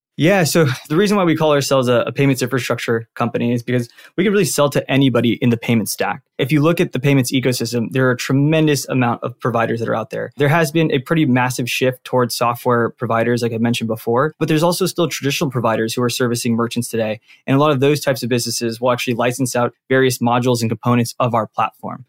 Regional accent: Santa Ana, California, United States; born and raised out in Santa Ana, which is a town out in Orange County.

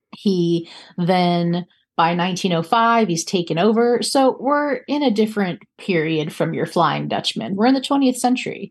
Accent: North Carolina, United States; my home state of North Carolina

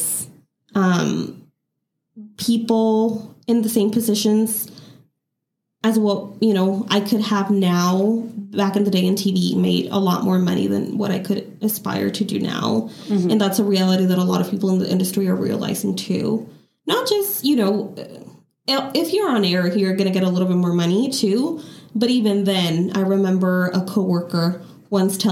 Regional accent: Mexico; moved away as an adult; also born or lived in Chicago, United States / San Diego, United States / Los Angeles, United States; now in Nevada, United States; I was born in suburban Chicago, but I grew up in Mexico. So I do consider myself to be Mexican

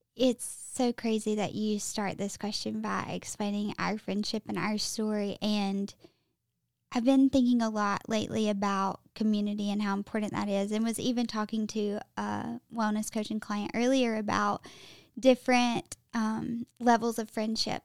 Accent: Alabama, United States; accent: Southern; moved away as an adult; also born or lived in Mississippi / Tampa / Austin; now in Nashville, United States; born and raised in Alabama

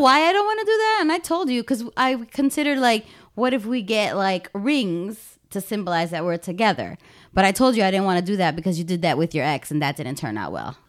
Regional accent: Chicago, Illinois, United States; moved away as an adult; now in Florida, United States; I was born and raised in Humboldt Park in Chicago, and that I left, um, everything I had and I moved to Florida to be with you.

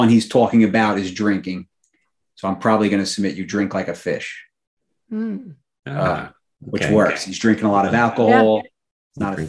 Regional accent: New York, United States; As a New Yorker

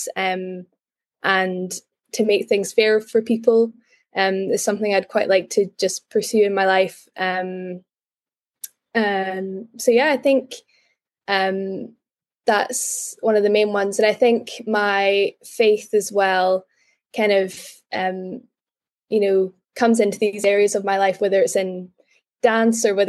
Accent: Glasgow, Scotland, United Kingdom; moved away as an adult; now in Edinburgh, United Kingdom; I am from Glasgow, but I'm currently in Edinburgh.

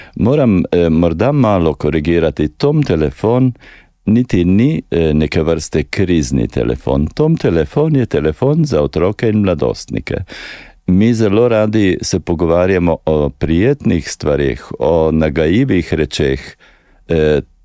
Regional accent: Slovenia; smo Slovenci

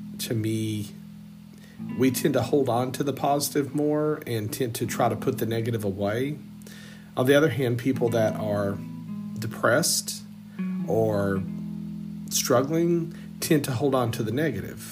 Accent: Southeast Texas, United States; growing up in Southeast Texas, was not a fan. I did not like growing up in a small country town

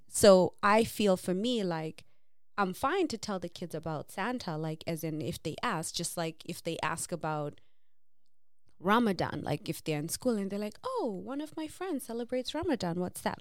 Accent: Zimbabwe; moved away; growing up in Zim

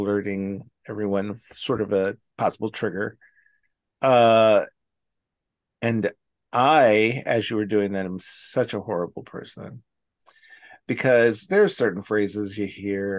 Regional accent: California, United States; I'm from California

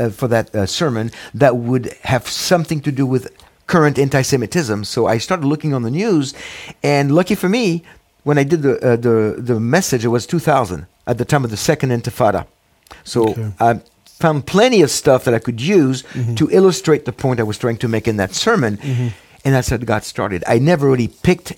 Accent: Paris, Île-de-France, France; English is a second language; moved away as an adult; now in United States; I was born in Paris, France, mm-hmm. in the late 50s, and Jewish parents, both Holocaust and war survivors. And so I was brought up in an agnostic, non-religious Jewish family

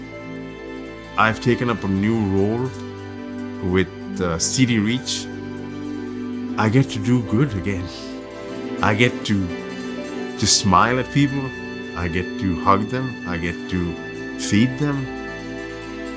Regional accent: Dubai, United Arab Emirates; moved away; I grew up in the Middle East, Dubai specifically.

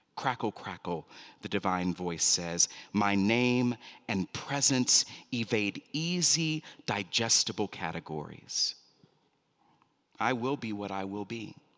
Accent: Fort Worth, Texas, United States; when I was growing up in Fort Worth, Texas

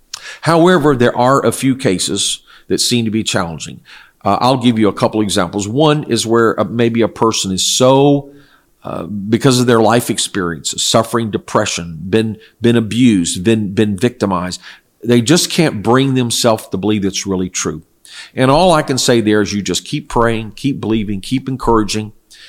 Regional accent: South Korea; English is a second language; I was raised in Korea where my parents were missionaries, and this is what they taught.

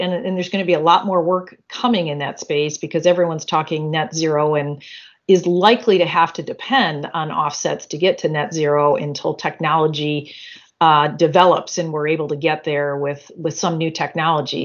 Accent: Michigan, United States; I was born and raised in Michigan.

